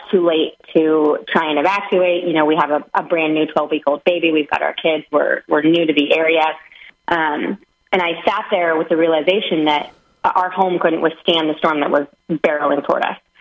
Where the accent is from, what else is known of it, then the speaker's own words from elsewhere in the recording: Seattle, Washington, United States; moved away as an adult; now in Florida, United States; And I'm originally from the Pacific Northwest in Seattle.